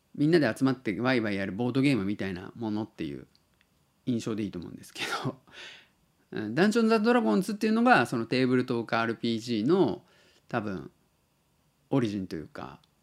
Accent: Tottori, Japan; 僕が鳥取生まれ

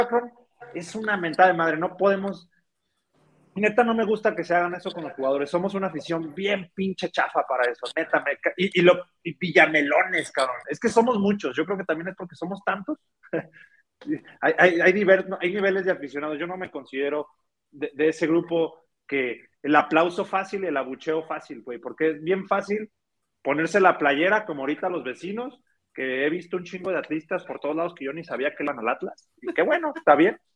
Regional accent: Mexico; de nuestra idiosincrasia como mexicanos

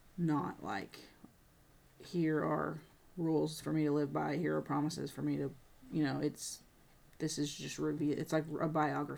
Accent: United States; me as an American, a white American in 2023.

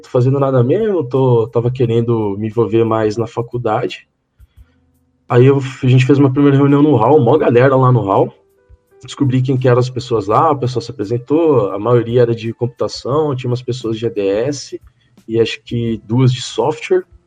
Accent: Rio Claro, São Paulo, Brazil; moved away as an adult; also born or lived in Cornélio Procópio; eu só nasci em São Paulo, mas com oito ou nove meses de vida eu me mandei para Rio Claro, no interior de São Paulo. Aí eu cresci lá.

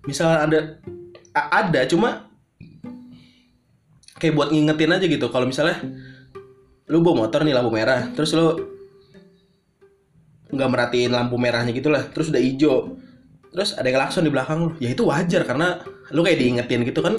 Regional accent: Bekasi, West Java, Indonesia; nggak bisa gue temuin di kota gue gitu Bekasi boro-boro patuh lalu lintas di Bekasi

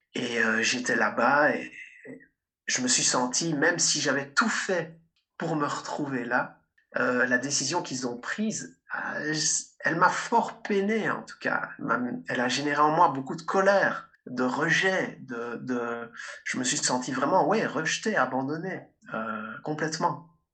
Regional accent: Liège, Wallonia, Belgium; moi aussi je viens de Liège, en Belgique.

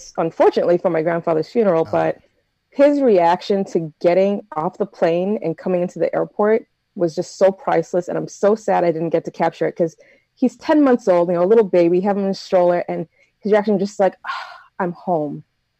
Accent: United States; I'm very American. I'm not that Jamaican.

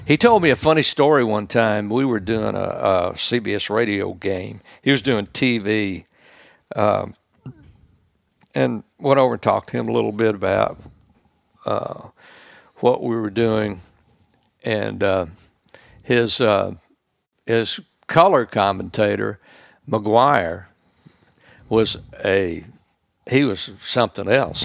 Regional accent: Holly Springs, Mississippi, United States; moved away; Grew up in a little town called Holly Springs, Mississippi

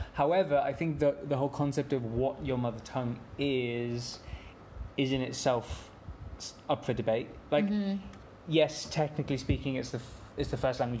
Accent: England, United Kingdom; I've grown up playing and watching cricket in England.

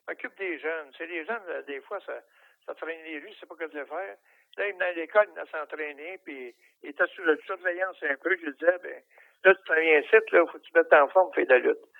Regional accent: Shawinigan, Quebec, Canada; moved away as an adult; also born or lived in Sorel / Saint-Jérôme; Moi, je suis venu au monde à Shawinigan.

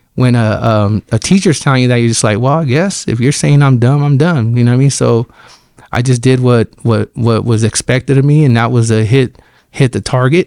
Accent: Fresno, California, United States; I grew up here in Fresno on, on Divis Zero and, and, um, and M Street.

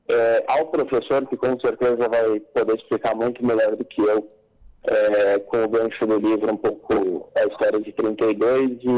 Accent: Paulista, São Paulo, Brazil; eu não só como paulista, mas como brasileiro

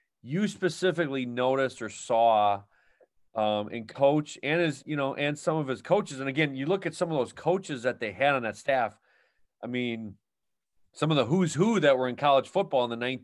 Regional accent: Wisconsin, United States; growing up in Wisconsin

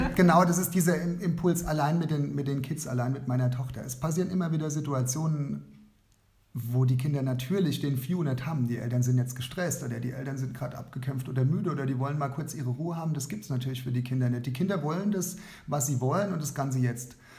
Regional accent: Kaiserslautern, Rhineland-Palatinate, Germany; Ich bin aus Kaiserslautern, bin dort ähm, Lehrer an einer Realschule Plus

